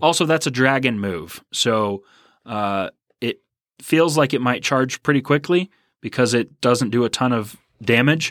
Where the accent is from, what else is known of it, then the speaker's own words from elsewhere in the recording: Houston, Texas, United States; also born or lived in Tomball, Texas; I am also from Houston